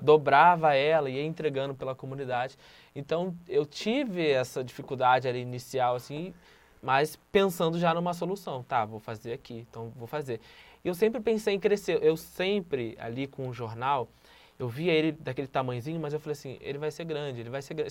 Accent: Rio de Janeiro, Brazil; Eu venho do Morro do Adeus, no complexo do Alemão

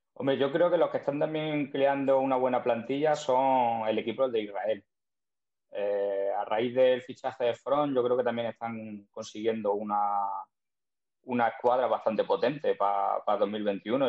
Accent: Zújar, Andalusia, Spain; por mi pueblo, por Zújar

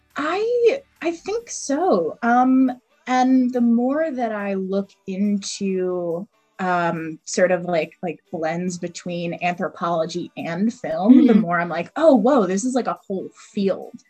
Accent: East Coast, Northeast, United States; I grew up in the East Coast, sort of northeastern small suburb.

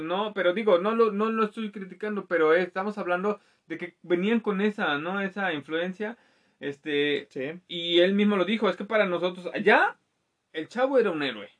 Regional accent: Mexico

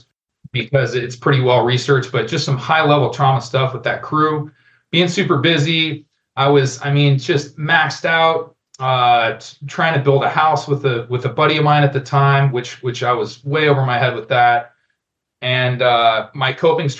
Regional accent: Denver, Colorado, United States; moved away as an adult; also born or lived in Albuquerque, New Mexico; I grew up in Denver, Colorado, go Broncos. And I lived most of my adult life in Albuquerque, New Mexico

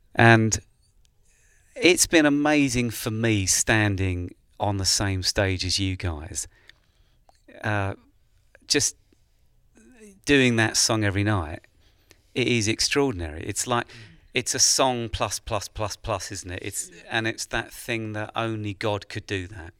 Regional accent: England, United Kingdom; as an Englishman traveling to America

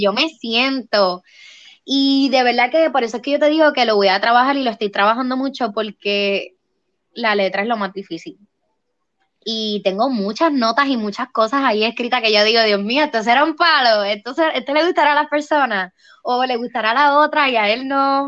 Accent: Puerto Rico; aquí en mi pueblo

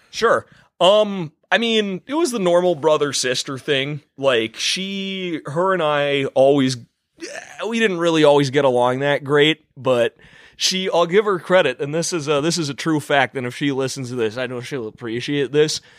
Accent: Boston, Massachusetts, United States; also born or lived in North Carolina / Minneapolis; now in New York, United States; So, I'm originally from Boston. I was born in Boston, Massachusetts. Then I lived in North Carolina for a couple years

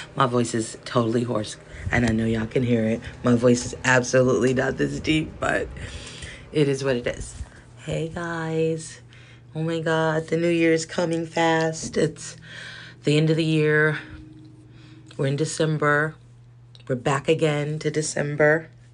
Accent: Los Angeles, California, United States; I'm from South Central

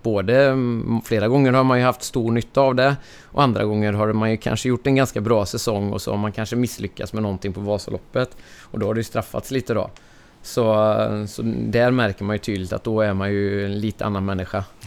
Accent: Ulricehamn, Västra Götaland, Sweden; Jag är född och uppvuxen här i Ulricehamn, eller en bit utanför

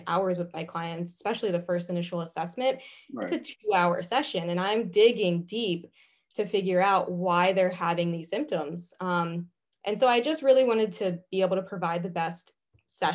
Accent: Pasadena, Maryland, United States; moved away as an adult; also born or lived in Chester County, Pennsylvania; now in West Chester, United States; I'm originally from Maryland, actually, a small town called Pasadena

